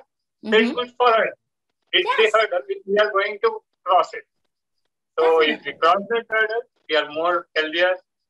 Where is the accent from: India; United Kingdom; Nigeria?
India; I'm from India.